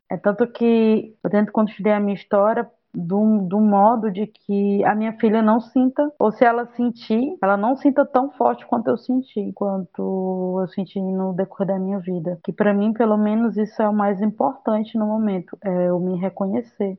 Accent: Camocim, Ceará, Brazil; moved away as an adult; also born or lived in Sobral / Rio de Janeiro / Redenção; now in Fortaleza, Brazil; sou de Camocim, tenho 32 anos

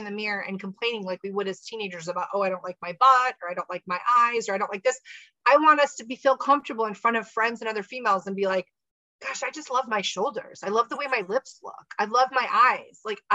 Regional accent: United States; I'm American. I apologize. I don't speak French

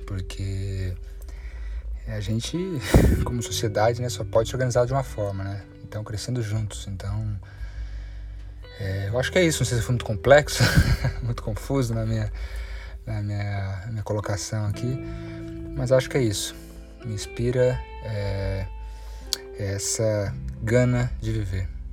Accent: Brazil; cresci aqui na Serra da Mantiqueira

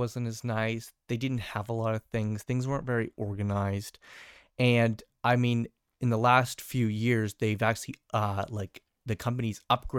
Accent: Canada; I do love Canadian Tire as Canadian.

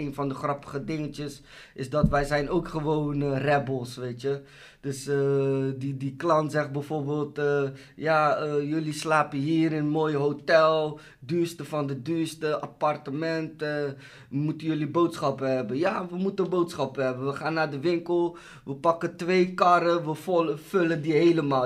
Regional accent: Rotterdam, South Holland, Netherlands; ik kom uit Rotterdam

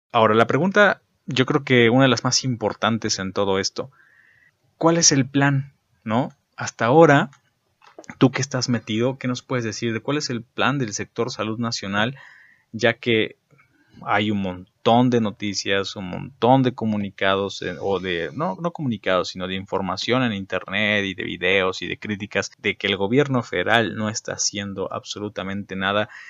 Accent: Mexico; en México

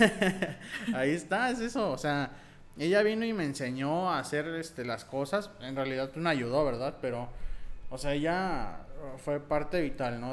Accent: Nuevo León, Mexico; Nosotros eh, somos de Nuevo León.

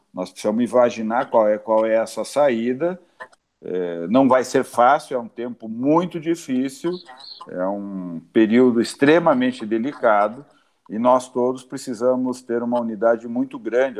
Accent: Brazil; como brasileiros

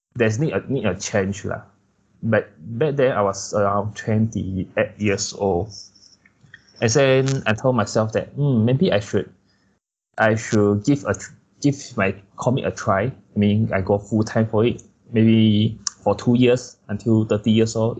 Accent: Kuching, Sarawak, Malaysia; moved away; also born or lived in Malacca; for me I'm from Kuching

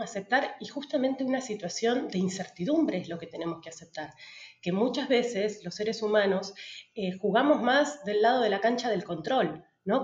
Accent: Patagonia, Argentina; moved away as an adult; also born or lived in Buenos Aires, Argentina; now in Tulum, Mexico; yo soy de la Patagonia, me volví a la Patagonia

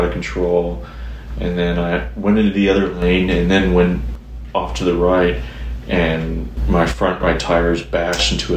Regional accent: Chattanooga, Tennessee, United States; now in Nashville, United States; I grew up on Lookout Mountain

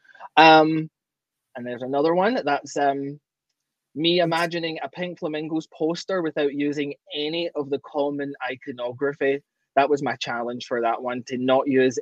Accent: Glasgow, Scotland, United Kingdom; now in Ontario, Canada; I'm originally from Glasgow, Scotland, but I'm got dual citizenship now and I'm Canadian

